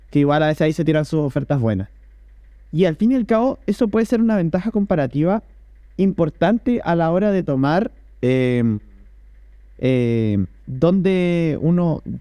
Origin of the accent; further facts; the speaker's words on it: Chile; Mira, mira, o sea, yo que soy del Chile, eh, acá tengo justo abierta la página.